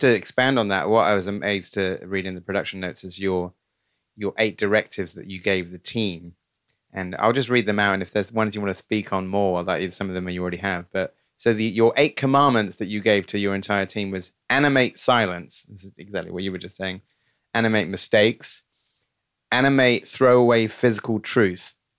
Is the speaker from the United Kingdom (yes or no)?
yes; United Kingdom; as a Brit